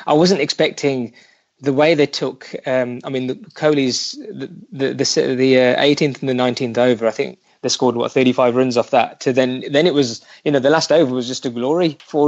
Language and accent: English; United Kingdom; I consider myself to be like a British Indian